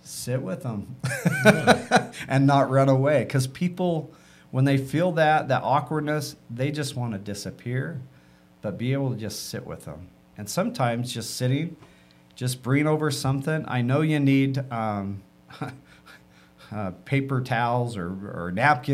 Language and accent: English; Utah, United States; I grew up in Utah